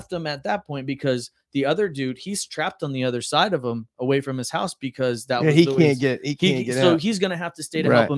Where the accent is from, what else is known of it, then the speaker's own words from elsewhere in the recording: Florida, United States; we're all from Florida